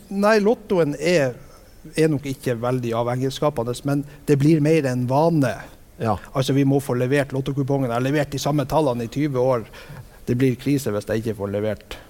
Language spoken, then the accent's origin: Norwegian; Vestbygda, Norway; hjemme i Vestbygda